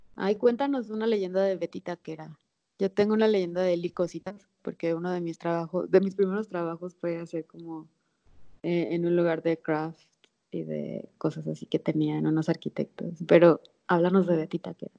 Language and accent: Spanish; Guamúchil, Sinaloa, Mexico; now in Mexico City, Mexico; de Sinaloa, de Guamuchil, donde nací.